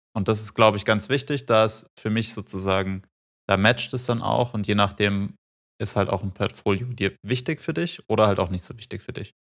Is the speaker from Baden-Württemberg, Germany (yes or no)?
yes; Freiburg, Baden-Württemberg, Germany; now in Munich, Germany; ich komme aus Freiburg